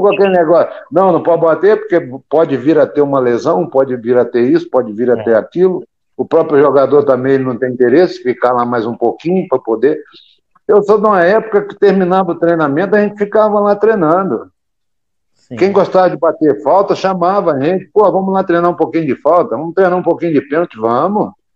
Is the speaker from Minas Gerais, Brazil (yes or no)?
yes; interior of Minas Gerais, Brazil; moved away; also born or lived in Rio de Janeiro; eu sou do interior de Minas. E o uhum. mineiro interiorano, ele tem o apelido de caipira. E eu cheguei no Vasco da Gama, vindo do interior de Minas